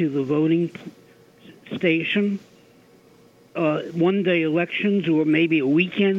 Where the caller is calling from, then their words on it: Oyster Bay, New York, United States; I'm from Oyster Bay.